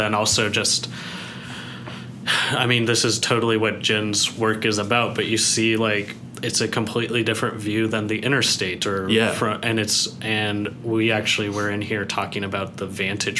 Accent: North Carolina, United States; moved away as an adult; also born or lived in Kingston, Ontario, Canada / Europe; now in Illinois, United States; I was born in Kingston, Ontario, which is 3 hours east of Toronto and about an hour and a half south of Ottawa. And then I moved to North Carolina when I was 7. And then I kind of stayed in North Carolina

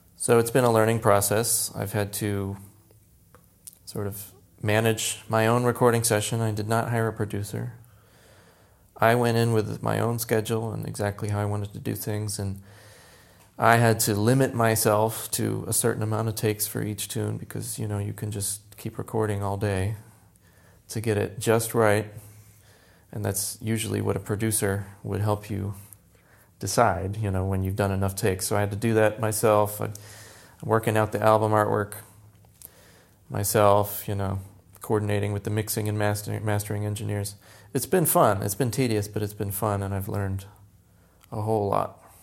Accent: Tampa, Florida, United States; moved away as an adult; now in New York, United States; born in Tampa, Florida, born and raised in Florida

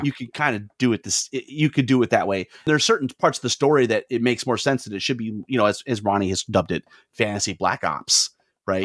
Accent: Lansing, Michigan, United States; I grew up in Lansing, Michigan, the home of Irvin Johnson.

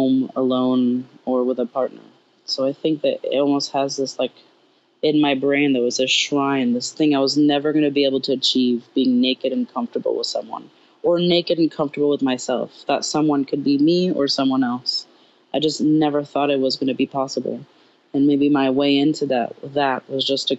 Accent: Paris, Île-de-France, France; now in United States; growing up in Paris

